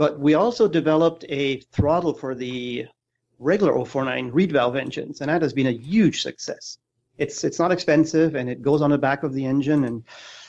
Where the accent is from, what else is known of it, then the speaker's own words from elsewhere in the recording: Germany; moved away; I'm originally from Germany